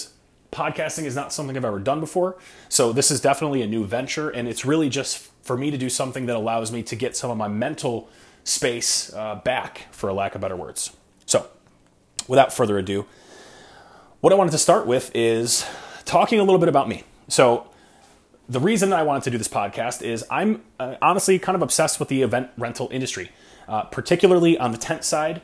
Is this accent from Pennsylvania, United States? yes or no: no; Rochester, New York, United States; I was born in 1988 in Rochester, New York